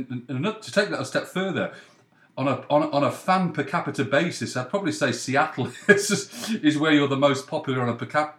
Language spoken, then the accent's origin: English; Leeds, Yorkshire and the Humber, United Kingdom; born there; also born or lived in North West England; Well, I was born in Leeds. I went to Loughborough Grammar School, but most of my family are in Cheshire, the northwest. So I've been quite nomadic, to be frank, Ray. But northwest is my home.